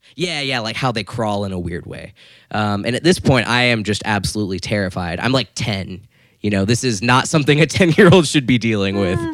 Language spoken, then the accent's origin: English; Florida, United States; I grew up in Florida.